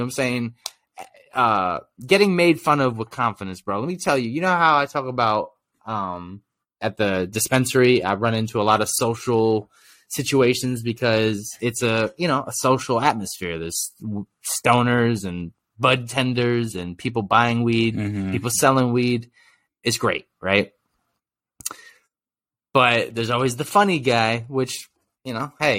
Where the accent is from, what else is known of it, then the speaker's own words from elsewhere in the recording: New York, United States; I'm from New York